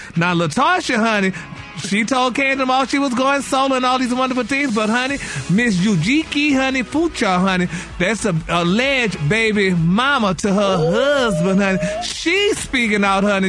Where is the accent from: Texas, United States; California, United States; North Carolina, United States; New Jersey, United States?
Texas, United States; Port Arthur; I'm from Port Arthur